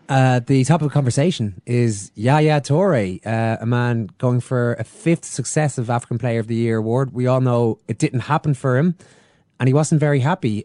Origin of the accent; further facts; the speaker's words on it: Ireland; we have been oppressed in the past, uh, us Irish